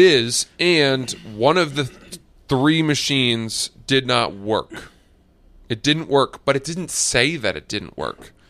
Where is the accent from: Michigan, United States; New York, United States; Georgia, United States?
New York, United States; I'm a New Yorker.